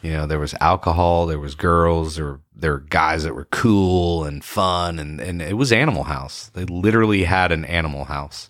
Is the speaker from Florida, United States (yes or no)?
yes; Ponte Vedra Beach, Florida, United States; I grew up in Ponte Vedra Beach, Florida